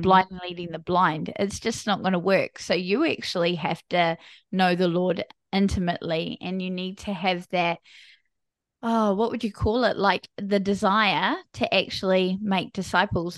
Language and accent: English; New Zealand; I am from a small country called New Zealand. So, I'm a Kiwi.